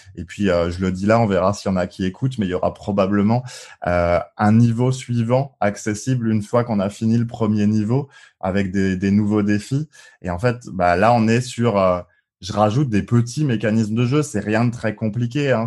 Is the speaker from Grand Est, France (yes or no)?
yes; Colmar, Grand Est, France; moved away; also born or lived in Île-de-France; j'ai mis alsacien aussi, parce que je suis né à, à Colmar, entre autres. Et puis euh, mes parents vivent toujours en Alsace du côté de Strasbourg.